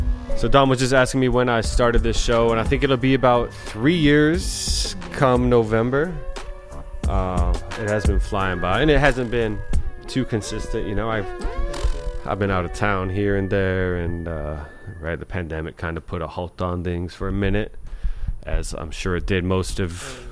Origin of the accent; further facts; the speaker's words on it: New York, United States; as a New Yorker, I do always find myself in a rush